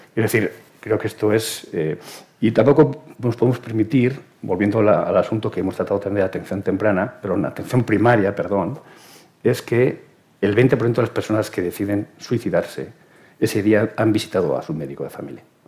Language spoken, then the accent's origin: Spanish; Spain; como sociedad española